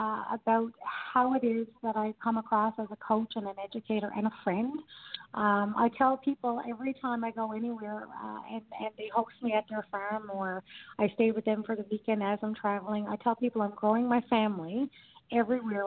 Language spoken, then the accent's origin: English; Newfoundland and Labrador, Canada; moved away; I'm a Newfoundlander and I'm from Newfoundland, and we're very well known for our hospitality